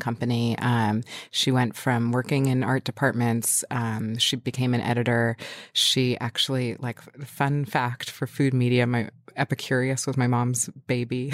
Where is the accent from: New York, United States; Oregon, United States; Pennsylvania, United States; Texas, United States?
New York, United States; New York City; moved away as an adult; also born or lived in Westchester / Brooklyn; I was born in Manhattan. Um, I was born at Beth Israel Hospital.